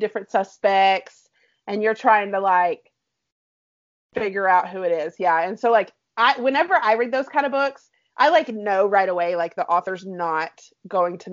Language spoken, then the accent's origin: English; Alabama, United States; now in Texas, United States; growing up in Alabama